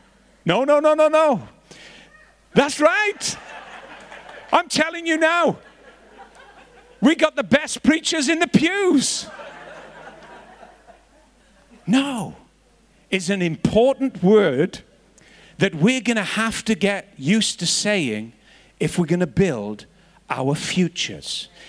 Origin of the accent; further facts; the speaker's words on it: Northern Ireland, United Kingdom; I was growing up in Northern Ireland, and there was bombs and bullets and riots all around